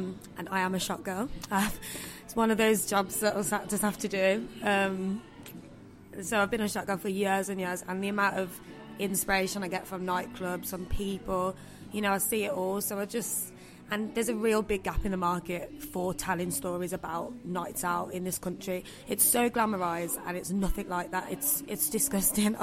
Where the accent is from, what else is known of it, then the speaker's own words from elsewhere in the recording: Birmingham, West Midlands, United Kingdom; I don't know whether it's just because it's my hometown